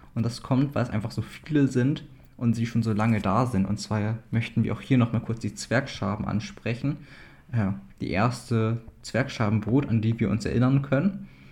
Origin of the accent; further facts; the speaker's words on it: East Frisia, Lower Saxony, Germany; als ja, Ostfriese